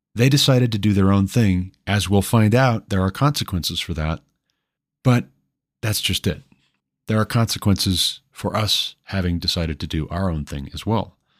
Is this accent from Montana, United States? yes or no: yes; Montana, United States; my home state, Billings, Montana